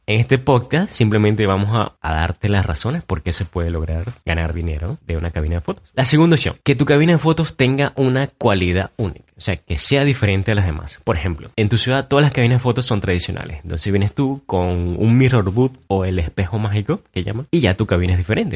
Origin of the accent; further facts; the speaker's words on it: Maturín, Monagas, Venezuela; moved away; desde mi ciudad natal, Maturín